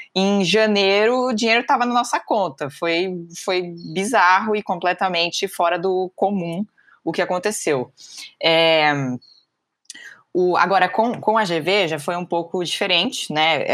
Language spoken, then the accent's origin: Portuguese; São Paulo, Brazil; sou aqui de São Paulo